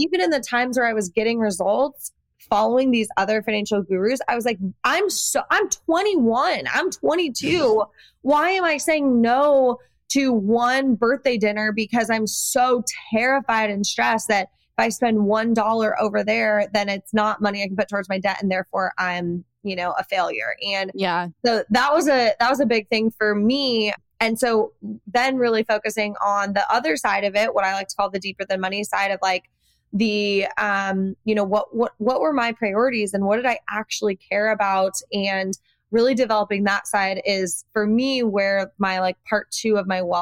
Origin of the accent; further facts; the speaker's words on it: Iowa, United States; I come from Iowa, so I had this like Midwestern work ethic